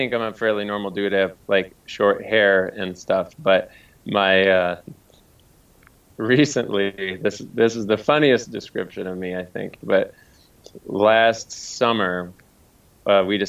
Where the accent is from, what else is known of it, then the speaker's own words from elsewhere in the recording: Montana, United States; moved away as an adult; now in Denver, United States; I'm mostly from Montana